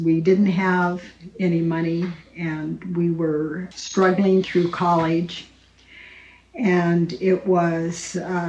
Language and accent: English; South Pasadena, California, United States; now in Big Fork, United States; Originally, I was born in Pasadena, California. Lived in South Pasadena as I was growing up.